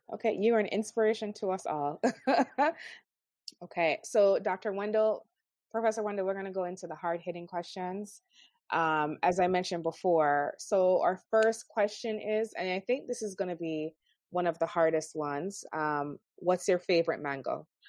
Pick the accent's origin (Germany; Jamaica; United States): Jamaica; growing up in Jamaica, living in Jamaica